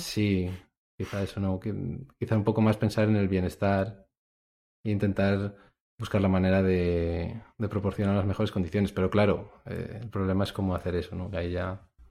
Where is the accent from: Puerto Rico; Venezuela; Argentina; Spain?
Spain; moved away as an adult; somos de España y estamos viviendo y trabajando fuera